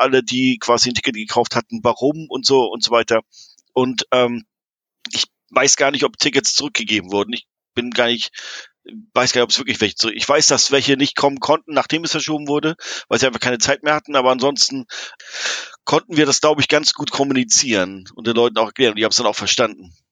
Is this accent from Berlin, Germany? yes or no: no; Hamburg, Germany; Also als Hamburger, es war super geiles Wetter, oder?